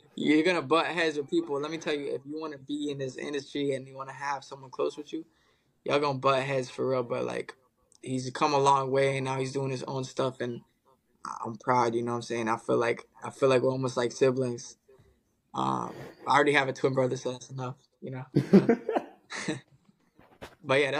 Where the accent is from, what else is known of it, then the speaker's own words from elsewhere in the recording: Dubai, United Arab Emirates; now in Melbourne, Australia; me growing up in Dubai and my mom's from Detroit, Michigan